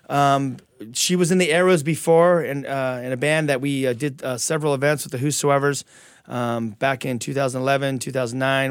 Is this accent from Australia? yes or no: no; California, United States; I'm from California